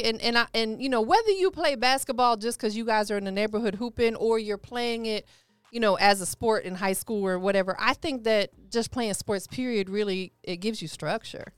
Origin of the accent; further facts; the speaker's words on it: Tampa, Florida, United States; also born or lived in Cleveland, Ohio; I'm from Tampa